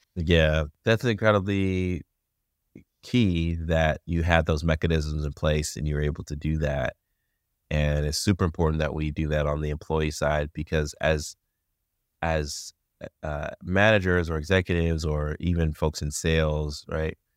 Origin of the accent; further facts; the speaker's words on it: United States; as an English-speaking American